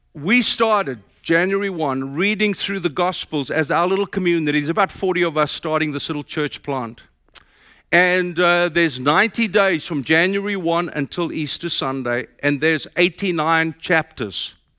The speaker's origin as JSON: {"language": "English", "country": "South Africa", "moved": "as an adult", "lives_now": "United States", "said": "My accent tells you I'm from South Africa."}